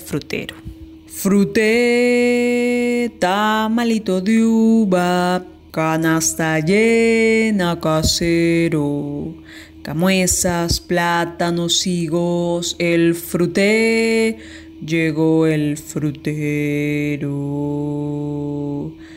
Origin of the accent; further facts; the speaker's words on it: Lima, Peru; soy de Lima, Perú